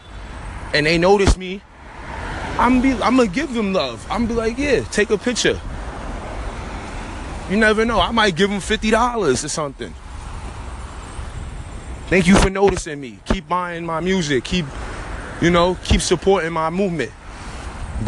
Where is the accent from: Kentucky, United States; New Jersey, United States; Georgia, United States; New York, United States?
New York, United States; New York City; I'm from Harlem. We in Harlem